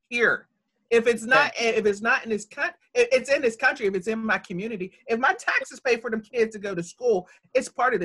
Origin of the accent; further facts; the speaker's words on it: Pittsburgh, Pennsylvania, United States; I was born at West Penn Hospital